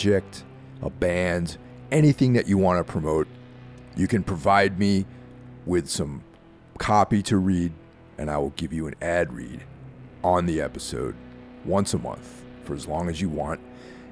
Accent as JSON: {"language": "English", "country": "United States", "said": "I'm from the United States"}